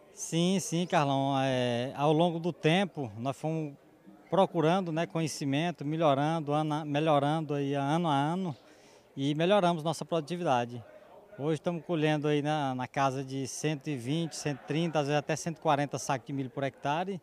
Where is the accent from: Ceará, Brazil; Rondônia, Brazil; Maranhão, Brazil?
Maranhão, Brazil; Santa Luzia; also born or lived in Bom Jesus das Selvas, Maranhão; nasci aqui na região de Santa Luzia, aqui próximo, acho que uns 170 quilômetros. Uhum. E já moramos aqui em Bom Jesus das Selvas há mais de 40.